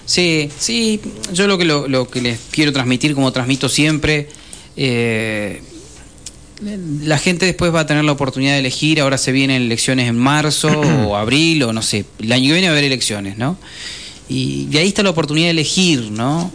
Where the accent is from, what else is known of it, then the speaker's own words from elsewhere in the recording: Argentina; nosotros no cambiamos como sociedad argentina